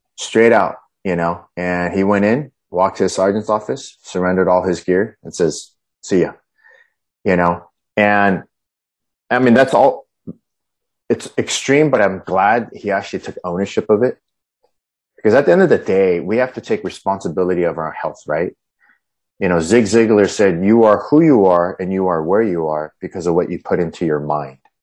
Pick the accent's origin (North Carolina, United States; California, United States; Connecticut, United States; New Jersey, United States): California, United States; Huntington Beach; moved away; also born or lived in Colorado; I grew up in Huntington Beach, just right down the road.